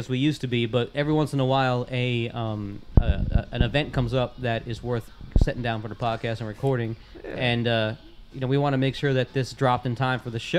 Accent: Orlando, Florida, United States; also born or lived in New York; I grew up in Orlando, like my formative years, like I claim Orlando as my home, but it was kind of fun to grow up as a little kid in New York and like get that little bit of Italian culture when I was a little kid

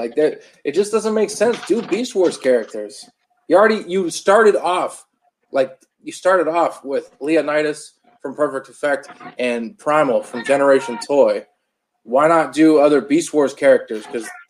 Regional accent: Canada; I'm actually Canadian.

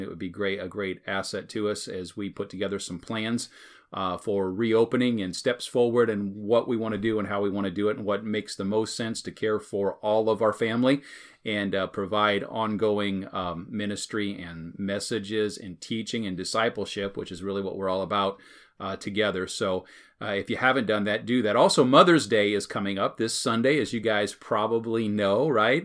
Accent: United States; as American Christians

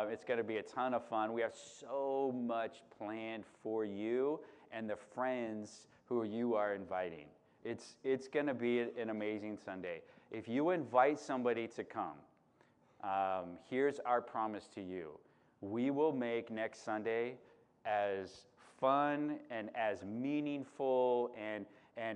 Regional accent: Chicago, Illinois, United States; moved away as an adult; now in Santa Cruz, United States; I grew up in Chicago

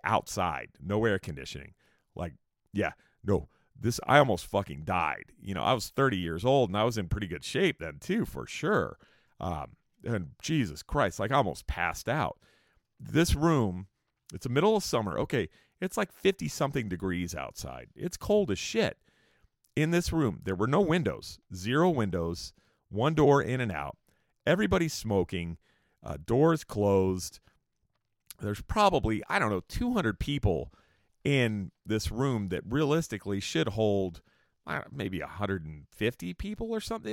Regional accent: Escondido, California, United States; also born or lived in San Diego; I had moved back to a town called Escondido in California, where I kinda grew up a little bit

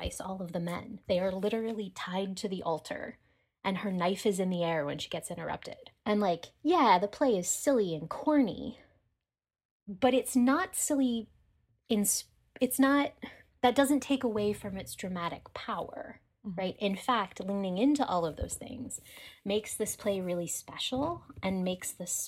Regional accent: Pittsburgh, Pennsylvania, United States; I'm from Pittsburgh

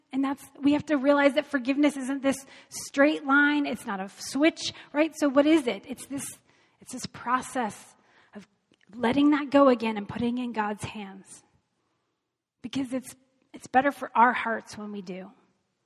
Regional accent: United States; as Americans, as American Christians, as the church here

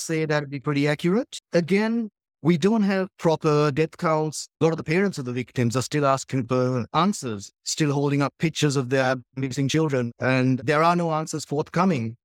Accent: Sri Lanka; growing up in Sri Lankan chaos

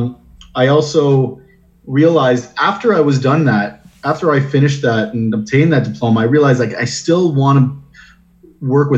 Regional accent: Windsor, Ontario, Canada; moved away as an adult; now in Toronto, Canada; So I'm born and raised in Windsor

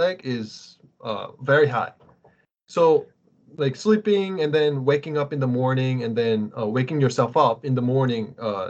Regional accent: South Korea; moved away; when I was growing up in Korea

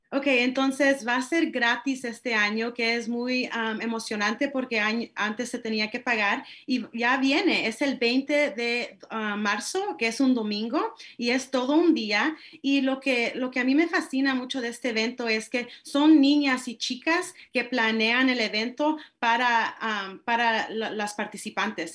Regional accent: Marin County, California, United States; yo soy latina y yo crecí en esta comunidad, me gusta poder traer a más jóvenes diversos y de diferentes experiencias porque yo sé que en, en Marín es difícil a veces.

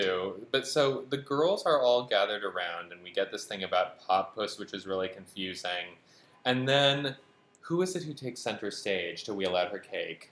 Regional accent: Western Massachusetts, United States; I'm from Western Massachusetts

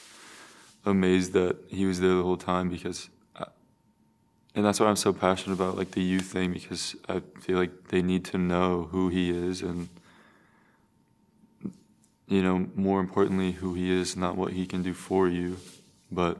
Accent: Metamora, Illinois, United States; I grew up in Metamora, Illinois

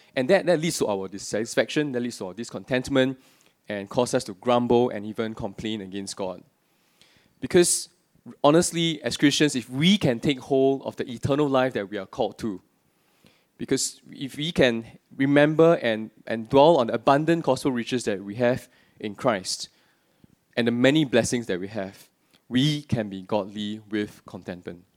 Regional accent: Singapore; I'm born and bred in Singapore, except for the few years I was working and studying overseas

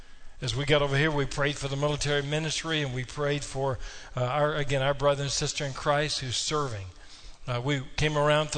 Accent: Kentucky, United States; I grew up in Peters Creek Baptist Church. It was a small, rural church in Kentucky.

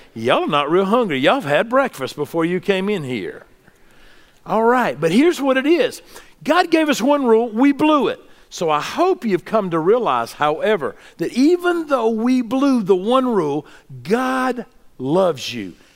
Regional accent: the South, United States; what I grew up with in the South

